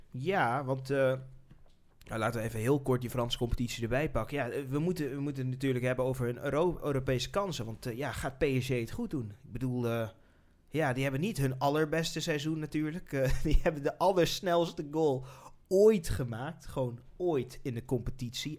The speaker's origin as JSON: {"language": "Dutch", "country": "Netherlands", "said": "wij gewoon als Nederlanders"}